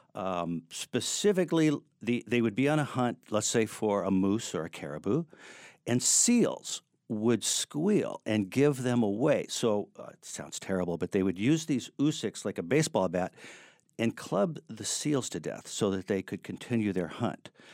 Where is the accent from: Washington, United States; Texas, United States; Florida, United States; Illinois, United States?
Washington, United States; Seattle; moved away as an adult; also born or lived in San Diego; now in Chico, United States; I grew up in Seattle